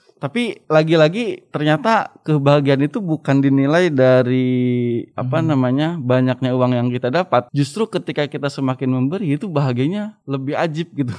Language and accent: Indonesian; Subang, West Java, Indonesia; moved away as an adult; also born or lived in Cianjur; orang kampung, eh, dari kampung kecil di Subang